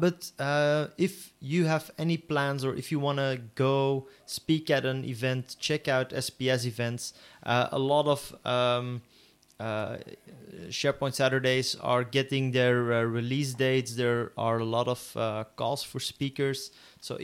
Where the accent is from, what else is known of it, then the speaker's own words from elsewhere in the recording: Antwerp, Flanders, Belgium; I am from Antwerp, and you know what they say about people from Antwerp